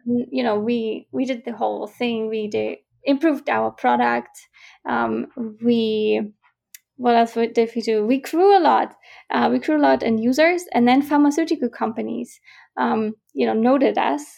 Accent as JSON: {"language": "English", "country": "Germany", "also_born_or_lived": "Vienna, Austria / Glasgow, Scotland", "moved": "as an adult", "said": "I'm originally from Germany"}